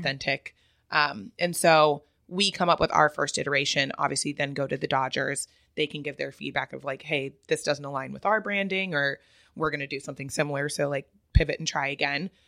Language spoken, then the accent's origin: English; Ontario, California, United States; also born or lived in Huntington Beach, California; I grew up in the Ontario area. I then moved to Huntington Beach